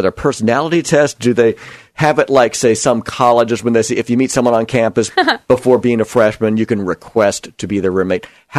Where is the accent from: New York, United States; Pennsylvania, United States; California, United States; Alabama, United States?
New York, United States; Long Island; now in Oregon, United States; I grew up in New York on Long Island